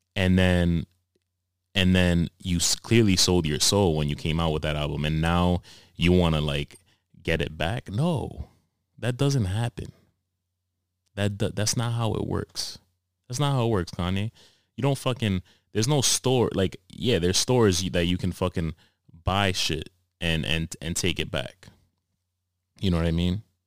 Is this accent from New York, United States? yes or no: yes; New York City, New York, United States; I grew up in Harlem